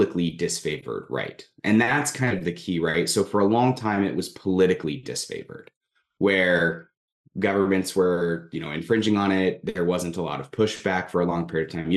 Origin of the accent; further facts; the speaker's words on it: California, United States; I'm originally from California